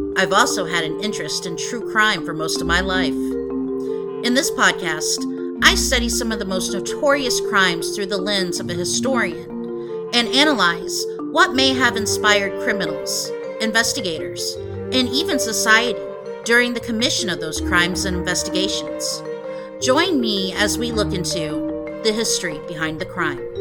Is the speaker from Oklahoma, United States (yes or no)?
yes; Broken Arrow, Oklahoma, United States; I was working in my hometown of Broken Arrow, Oklahoma